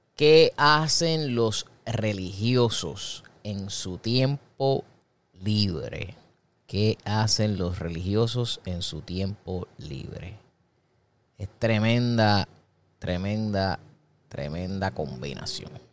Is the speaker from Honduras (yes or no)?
no; Puerto Rico; Una persona cafetera en mi país, en Puerto Rico, es una persona que le encanta beber café.